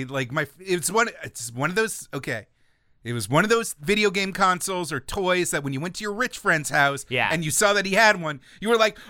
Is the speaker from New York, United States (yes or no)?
yes; New York, United States; So I grew up in New York, where the TurboGrafx-16 had its first test market.